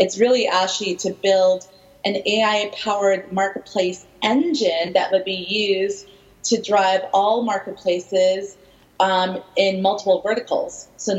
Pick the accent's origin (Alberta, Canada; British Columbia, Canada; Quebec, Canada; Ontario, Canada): British Columbia, Canada; Vancouver; I'm originally from Vancouver, but I've been living multiple places my whole life.